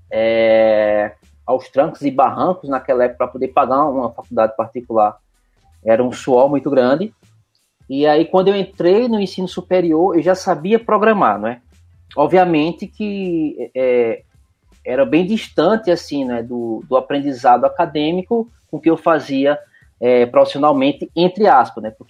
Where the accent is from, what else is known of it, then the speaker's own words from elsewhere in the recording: Recife, Pernambuco, Brazil; moved away as an adult; now in Curitiba, Brazil; Bom, eu sou de Recife, né? Tenho um sotaque curitibano. Eu sou, eu sou de Recife, mas meu coração é curitibano.